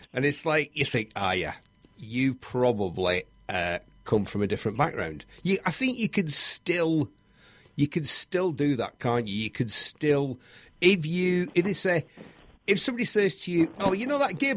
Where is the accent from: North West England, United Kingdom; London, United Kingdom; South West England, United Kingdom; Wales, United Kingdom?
North West England, United Kingdom; Bury; There used to be a motorbike shop in Bury, my hometown